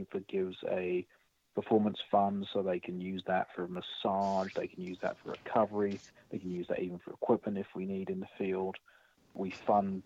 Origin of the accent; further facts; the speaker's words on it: United Kingdom; now in United States; I'm British, so I came from Britain